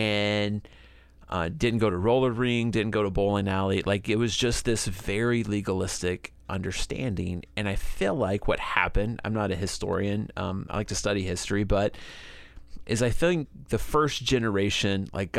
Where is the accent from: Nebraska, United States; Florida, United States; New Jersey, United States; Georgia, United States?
Georgia, United States; I grew up in Northwest Georgia, as we've talked about before, and a very legalistic place.